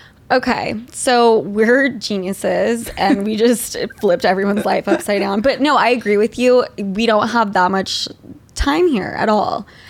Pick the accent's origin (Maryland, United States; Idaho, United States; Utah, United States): Utah, United States; now in New York City, United States; I'm from Utah.